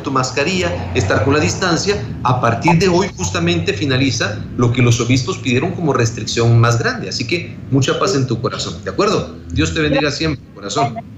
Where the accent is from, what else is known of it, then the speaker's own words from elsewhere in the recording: Guatemala; now in El Salvador; soy guatemalteco